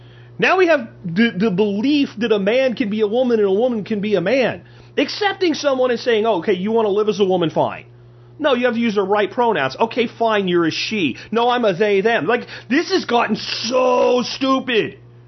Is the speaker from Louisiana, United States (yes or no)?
no; Pennsylvania, United States; also born or lived in New Jersey / Florida; now in Texas, United States; even though I was born in Jersey and grew up in Pennsylvania and Florida, I've lived here